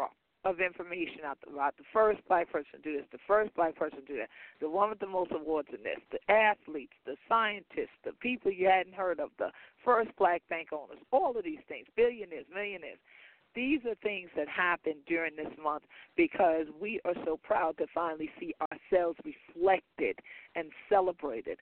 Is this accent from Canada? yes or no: no; St. Helena Island, South Carolina, United States; we're both from St. Helena Island